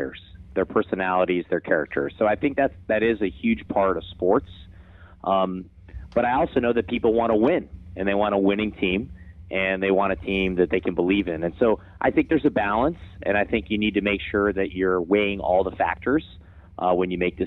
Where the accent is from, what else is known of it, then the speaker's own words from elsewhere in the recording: Cleveland, Ohio, United States; moved away; growing up in Cleveland, Ohio